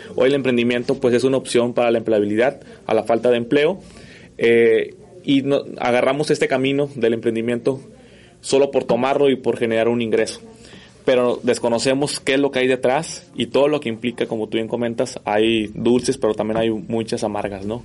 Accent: Mexico; los mexicanos somos

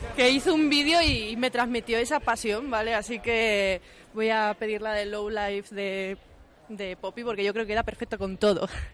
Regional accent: Huelva, Andalusia, Spain; moved away; nací en Huelva

